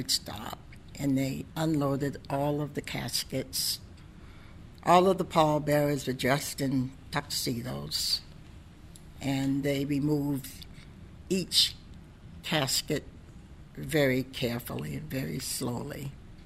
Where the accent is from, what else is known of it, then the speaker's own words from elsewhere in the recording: Portsmouth, New Hampshire, United States; I'm from Portsmouth, and I've been through some trials and tribulations myself here growing up